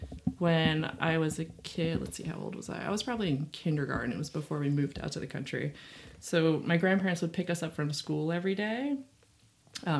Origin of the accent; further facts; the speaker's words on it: New Tripoli, Pennsylvania, United States; moved away as an adult; now in New York, United States; I grew up in rural Pennsylvania, which is why I had to move back to the country. I grew up in New Tripoli